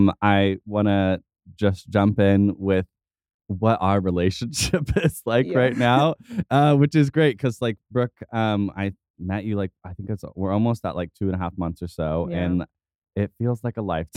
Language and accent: English; Tulsa, Oklahoma, United States; Like, how are we from Tulsa?